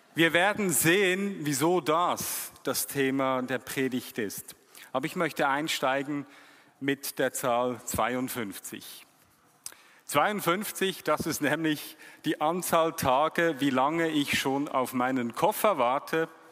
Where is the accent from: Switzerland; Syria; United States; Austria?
Switzerland; als Schweizer